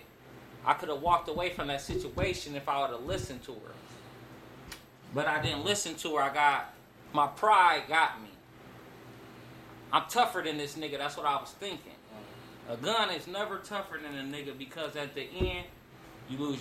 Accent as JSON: {"language": "English", "town": "Akron", "region": "Ohio", "country": "United States", "also_born_or_lived": "Cleveland", "said": "I'm from Akron, but I'm back and forth from Cleveland to Akron"}